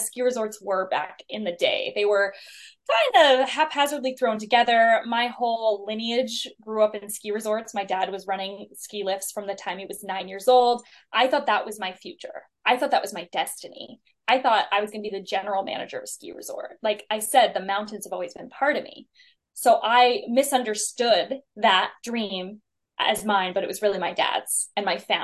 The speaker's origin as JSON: {"language": "English", "town": "South Lake Tahoe", "region": "California", "country": "United States", "tie": "born or raised there", "said": "I grew up in South Lake Tahoe in California, big skier mountain person."}